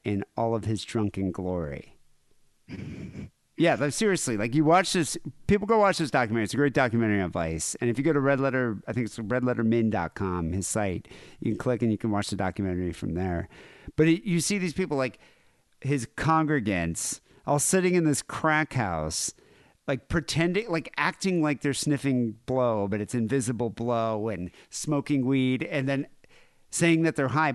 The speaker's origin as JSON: {"language": "English", "country": "United States", "said": "I'm American"}